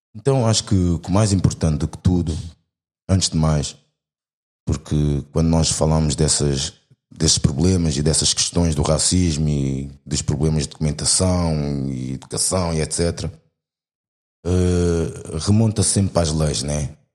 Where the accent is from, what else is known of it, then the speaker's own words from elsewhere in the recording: Portugal; nasci cá, minha vida toda foi cá